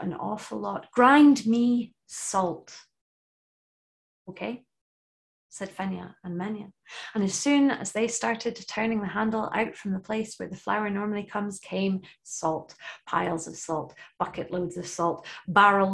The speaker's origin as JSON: {"language": "English", "area": "Shetland", "region": "Scotland", "country": "United Kingdom", "tie": "born or raised there", "said": "in primary school, growing up in Shetland, we were told the Norse stories"}